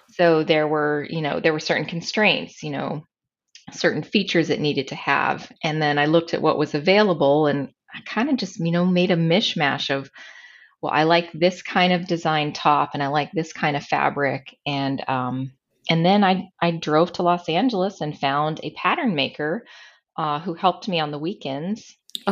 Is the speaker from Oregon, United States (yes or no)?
no; San Pasqual Valley, San Diego County, Southern California, United States; I grew up in Southern California, uh, out in the rural San Pasqual Valley. It's in San Diego County